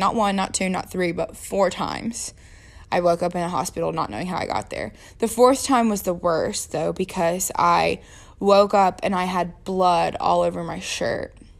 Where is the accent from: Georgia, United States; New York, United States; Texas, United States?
Georgia, United States; also born or lived in Jacksonville, Florida; So I was born in Jacksonville, Florida at nine years old on my actual ninth birthday. I moved to Georgia